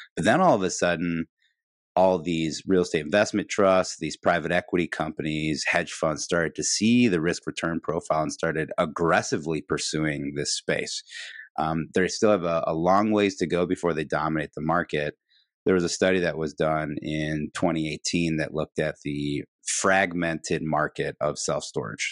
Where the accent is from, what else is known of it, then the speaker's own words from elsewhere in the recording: Midwest, United States; now in Chicago, United States; being a Midwesterner, living in Chicago